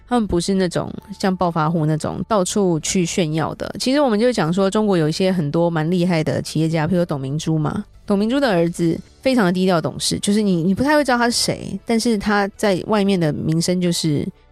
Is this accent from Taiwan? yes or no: yes; Taiwan; 我们台湾这边